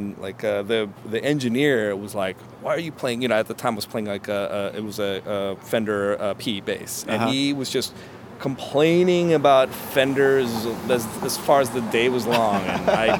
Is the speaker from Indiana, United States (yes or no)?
no; Hawaii, United States; I grew up in Hawaii, and the Hawaiians play in a open tuning called slack key, and that's uh-huh. essentially how I sort of learned to play.